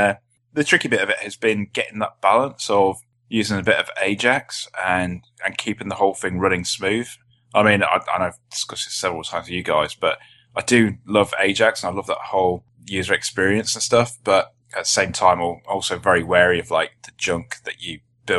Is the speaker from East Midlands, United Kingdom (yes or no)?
no; South East England, United Kingdom